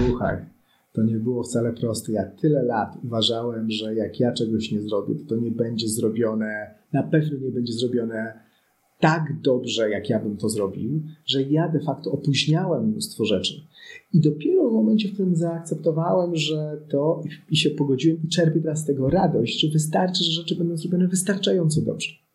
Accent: Poland; ja urodziłem się nad Wisłą

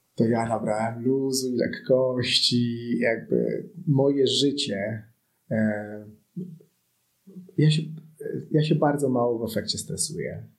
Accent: Poland; ja urodziłem się nad Wisłą

